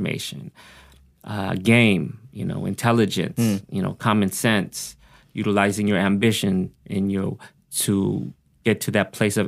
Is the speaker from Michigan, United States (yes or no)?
no; Oxnard, California, United States; accent: country twang; English is a second language; also born or lived in Pampanga, Philippines; I grew up here in Oxnard, but I was born in the Philippines.